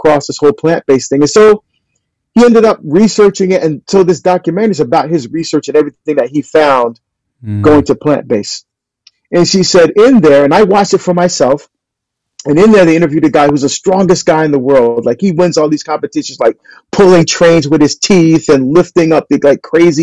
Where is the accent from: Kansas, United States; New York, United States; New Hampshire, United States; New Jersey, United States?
New Jersey, United States; I'm from New Jersey. I grew up on steak and ribs and burgers and bratwurst, Italian sausage